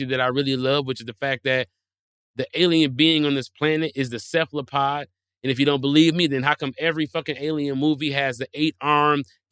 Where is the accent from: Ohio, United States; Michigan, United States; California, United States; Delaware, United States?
Michigan, United States; Detroit; I'm from Detroit where they make cars